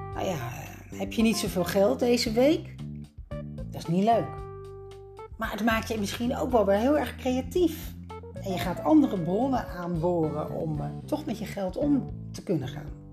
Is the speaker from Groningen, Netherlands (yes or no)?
no; Leiden, South Holland, Netherlands; Samen met mijn dochter van 1 betrok ik een appartement in Leiden, mijn geboortestad